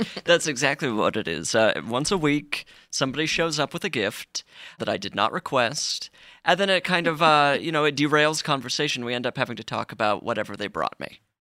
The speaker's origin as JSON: {"language": "English", "region": "Utah", "country": "United States", "tie": "born or raised there", "said": "I grew up in Utah"}